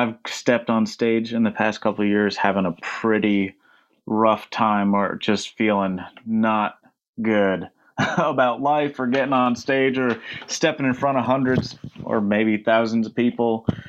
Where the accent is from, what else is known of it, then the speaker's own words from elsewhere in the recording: New York, United States; I grew up in upstate New York and then lived